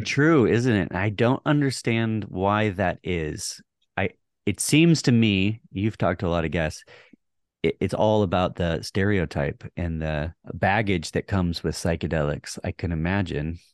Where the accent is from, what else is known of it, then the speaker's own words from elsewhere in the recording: Texas, United States; moved away; also born or lived in Hawaii / Montana; I grew up in Texas